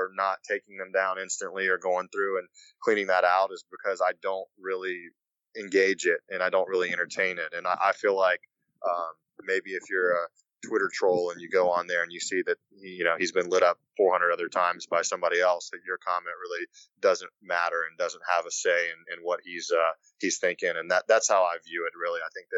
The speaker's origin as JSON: {"language": "English", "town": "Shreveport", "region": "Louisiana", "country": "United States", "tie": "born or raised there", "said": "I was born in Shreveport, Louisiana, which is only about a 5.5 hour drive to Memphis"}